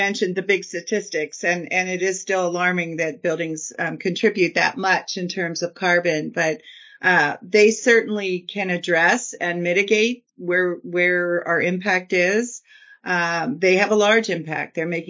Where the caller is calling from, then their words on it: Lancaster, Pennsylvania, United States; I am in Lancaster, Pennsylvania.